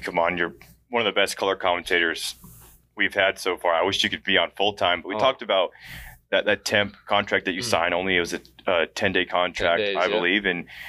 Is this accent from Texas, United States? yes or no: yes; Texas, United States; also born or lived in North Carolina; now in Spearfish, United States; I guess maybe because I'm from Texas.